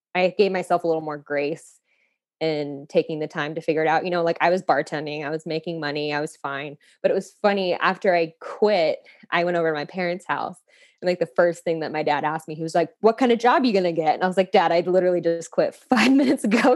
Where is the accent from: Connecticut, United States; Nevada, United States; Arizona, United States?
Arizona, United States; Phoenix; I'm from Phoenix, Arizona. I'm a city girl